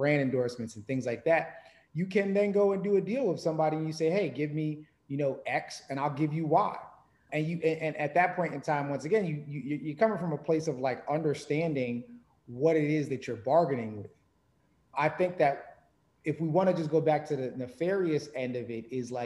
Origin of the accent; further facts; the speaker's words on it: New York, United States; growing up in New York